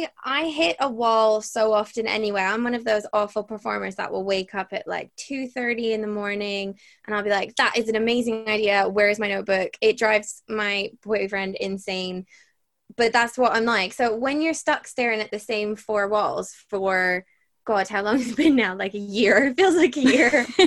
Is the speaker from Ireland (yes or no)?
yes; Bray, Leinster, Ireland; accent: Irish; So I am Irish. I have the weirdest accent, so anyone listening will probably be very confused, but I've moved around a lot, so I don't always sound Irish. But I grew up in Bray, and I joined Bray Junior Musical Society